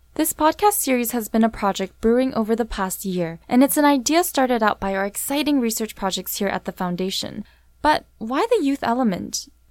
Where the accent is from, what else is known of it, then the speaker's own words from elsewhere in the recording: Vancouver, British Columbia, Canada; I was born and raised here in Vancouver